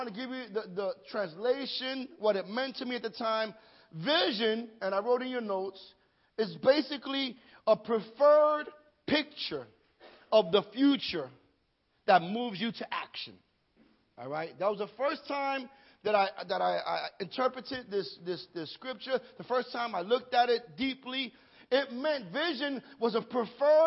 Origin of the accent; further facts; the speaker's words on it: New York City, New York, United States; I was born and raised in Greenpoint, Brooklyn